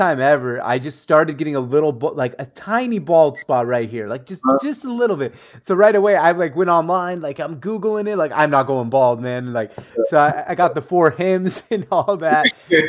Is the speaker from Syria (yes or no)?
yes; Syria; I'm from Syria originally